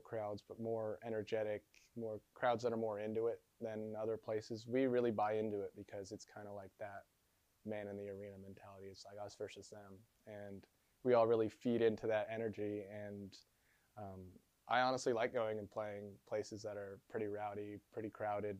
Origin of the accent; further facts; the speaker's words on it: San Diego, California, United States; I'm from San Diego